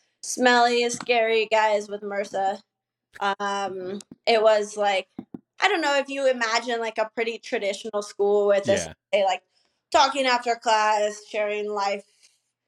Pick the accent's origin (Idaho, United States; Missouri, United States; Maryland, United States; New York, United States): Idaho, United States; also born or lived in Los Angeles / San Diego; now in Mexico; I'm from Idaho.